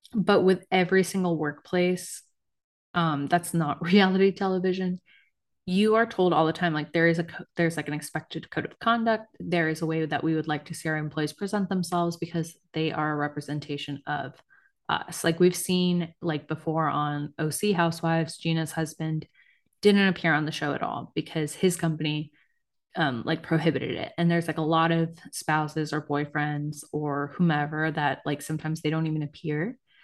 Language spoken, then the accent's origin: English; United States; I'm American.